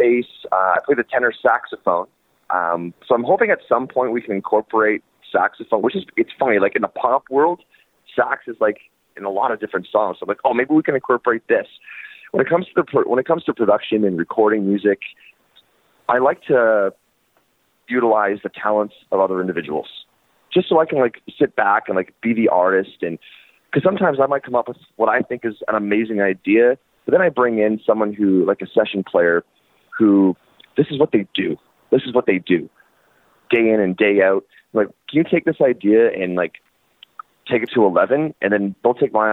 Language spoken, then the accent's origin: English; Hamilton, Ontario, Canada; now in Burlington, Canada; I grew up in Hamilton, and I've been living in Hamilton, Ontario, and I've lived in Burlington, Ontario for the last 8 years.